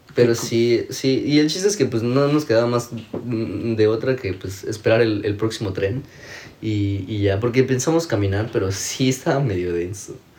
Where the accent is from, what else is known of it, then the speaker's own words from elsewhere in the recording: Mexico; moved away as an adult; now in Toronto, Canada; yo, ah, de México